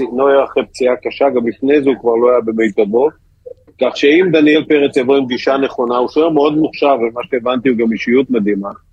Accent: Israel; אני ישראלי

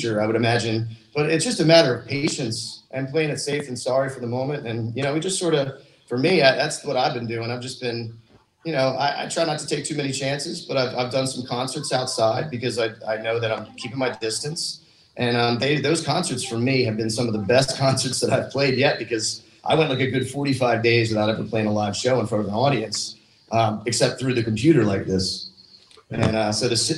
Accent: Doylestown, Pennsylvania, United States; I grew up in Doylestown, Pennsylvania

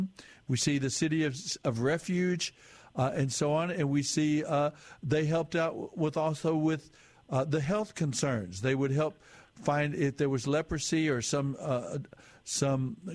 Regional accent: United States; my experience as an American citizen.

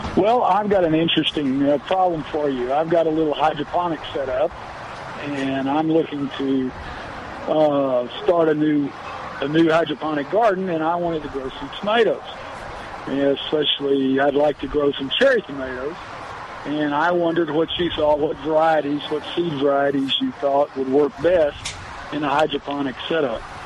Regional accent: Freeport, Texas, United States; now in San Antonio, United States; I grew up in Freeport, if you know where Freeport is, and I've uh, lived in San Antonio about uh, going on ten years.

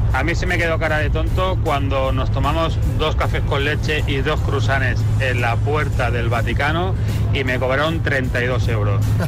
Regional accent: Mataró, Catalonia, Spain; yo soy de Mataró, Barcelona

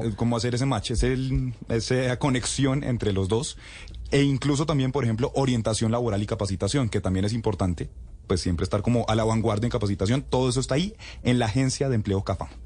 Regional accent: Bogotá, Colombia; yo sí soy bogotano orgulloso

